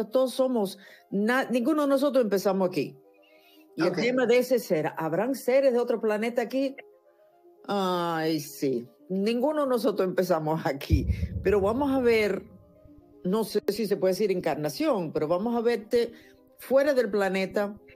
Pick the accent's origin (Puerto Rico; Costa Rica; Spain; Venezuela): Venezuela; Caracas, Capital District; also born or lived in Caripe del Guácharo; ¿Naciste en Caracas? Yo nací en Caracas.